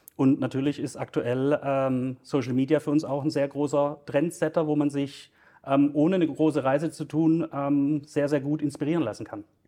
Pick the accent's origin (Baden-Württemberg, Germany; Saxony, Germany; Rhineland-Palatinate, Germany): Baden-Württemberg, Germany; Stuttgart; ich bin gebürtiger Stuttgarter, ähm, wohne auch in Stuttgart